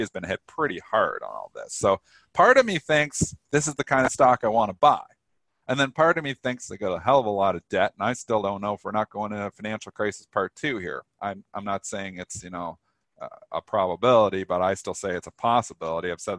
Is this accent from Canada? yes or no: yes; Canada; I'm obviously Canadian